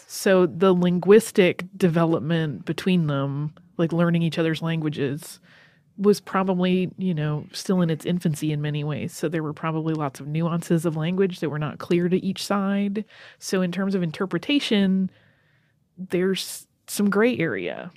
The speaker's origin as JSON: {"language": "English", "area": "just outside of Seattle", "region": "Washington", "country": "United States", "tie": "born or raised there", "said": "growing up in the 70s, in just outside of Seattle"}